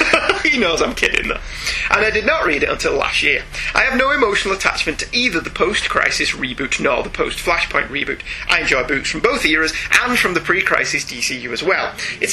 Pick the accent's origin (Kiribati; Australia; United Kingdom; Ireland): Ireland; considering I'm an Irishman and you two are British.